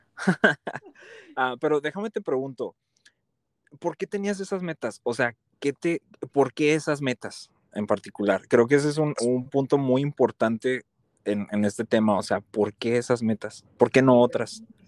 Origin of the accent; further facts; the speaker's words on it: Ciudad Juárez, Chihuahua, Mexico; Nací y crecí en Ciudad Juárez